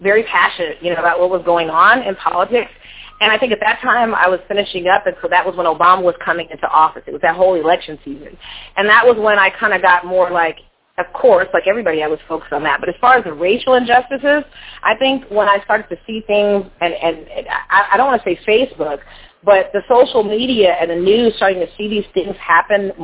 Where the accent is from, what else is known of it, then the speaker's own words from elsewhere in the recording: California, United States; also born or lived in Louisiana; I'm from California